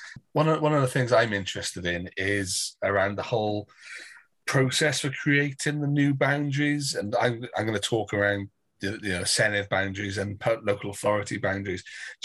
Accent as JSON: {"language": "English", "area": "Brecon and Radnor", "region": "Wales", "country": "United Kingdom", "said": "So I'm from Brecon and Radnor"}